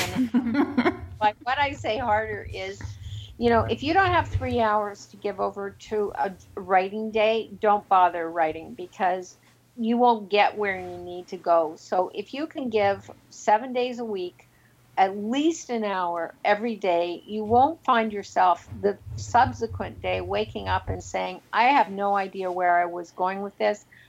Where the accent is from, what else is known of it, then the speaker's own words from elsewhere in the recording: Toronto, Ontario, Canada; Toronto, my hometown